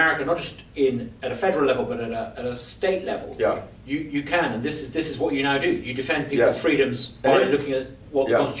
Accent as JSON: {"language": "English", "country": "United Kingdom", "moved": "yes", "lives_now": "United States", "said": "even speaking as a Brit"}